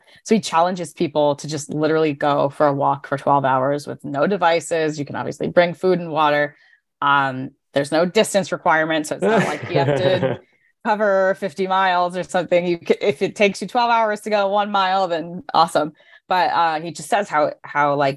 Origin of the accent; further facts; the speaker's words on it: Connecticut, United States; I'm from Connecticut in the United States, near New York City